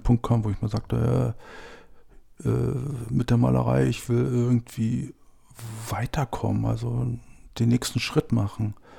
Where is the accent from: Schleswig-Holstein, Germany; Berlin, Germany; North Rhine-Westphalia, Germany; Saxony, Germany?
Saxony, Germany; Hoyerswerda; now in Brandenburg, Germany; Ich bin in Hoyerswerda aufgewachsen